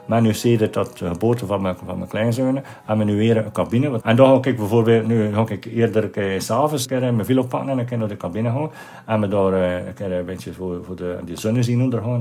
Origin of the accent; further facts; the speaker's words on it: Ostend, Flanders, Belgium; in de stad waar ik geboren ben, waar ik opgegroeid ben